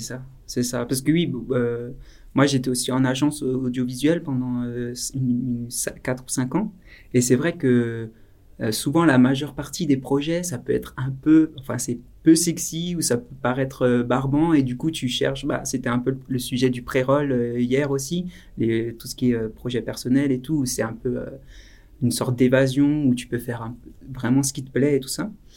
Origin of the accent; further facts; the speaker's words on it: Alsace, Grand Est, France; qu'on vient euh, d'Alsace, nous, avec euh, l'association